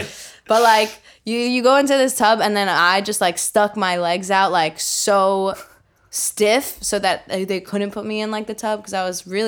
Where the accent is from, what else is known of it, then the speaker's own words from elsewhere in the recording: Bridgewater, New Jersey, United States; I did. I was born and raised in Central Jersey in a town called Bridgewater.